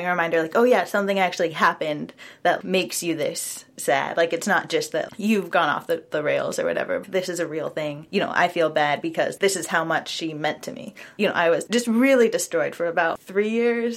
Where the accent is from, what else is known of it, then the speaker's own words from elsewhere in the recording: Portland, United States; also born or lived in Minnesota; I'm from Portland